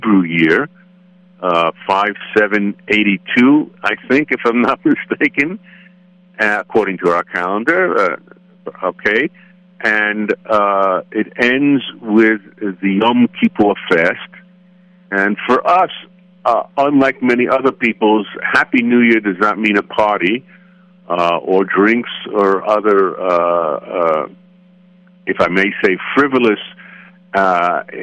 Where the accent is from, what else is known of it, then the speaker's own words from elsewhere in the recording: United States; as I would speak as an American